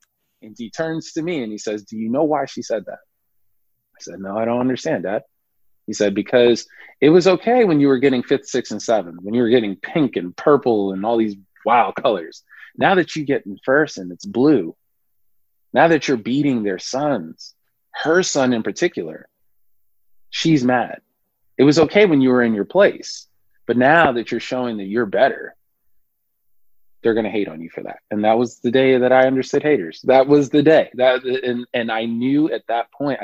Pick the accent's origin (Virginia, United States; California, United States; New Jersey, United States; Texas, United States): New Jersey, United States; Irvington; I grew up in Irvington, New Jersey